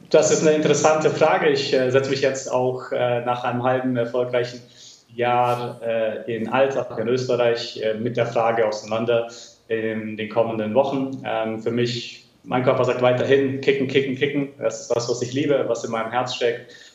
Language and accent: German; Schönberg, Baden-Württemberg, Germany; Ich bin gerade in meinem Heimatdorf in äh, Schönberg im Schwarzwald